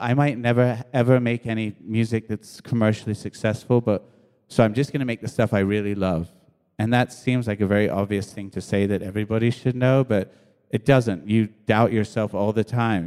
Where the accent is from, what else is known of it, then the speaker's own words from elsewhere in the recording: New York, United States; also born or lived in England; I was born in England many years ago, and, uh, and then my mom and dad, uh, my mom and dad split, and we moved to New York with my, with my mom